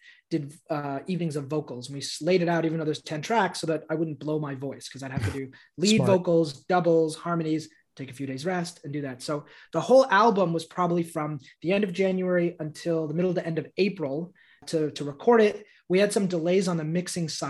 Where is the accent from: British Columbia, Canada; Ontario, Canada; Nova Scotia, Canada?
Ontario, Canada; Newmarket; also born or lived in Montreal, Canada / Toronto, Canada; I was born in Montreal and I grew up in a town outside of Toronto called Newmarket